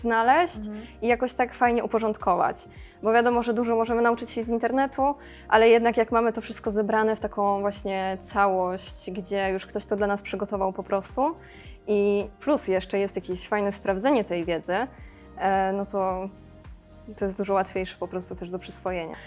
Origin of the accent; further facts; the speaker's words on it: Szklarska Poręba, Lower Silesian Voivodeship, Poland; Pochodzę ze Szkarskiej Poręby i tam tak naprawdę od zawsze w krajobrazie po prostu były te góry